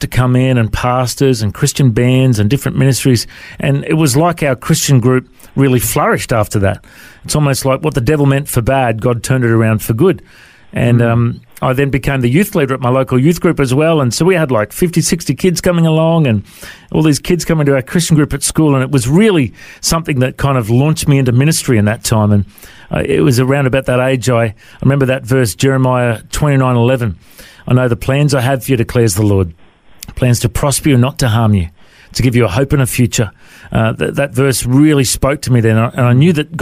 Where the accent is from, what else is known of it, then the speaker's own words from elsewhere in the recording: Coffs Harbour, New South Wales, Australia; also born or lived in Tamworth, New South Wales; And then Mum and Dad moved to Coffs Harbour when I was a young fella, and I eventually found them and moved in with them. And then growing up in Coffs Harbour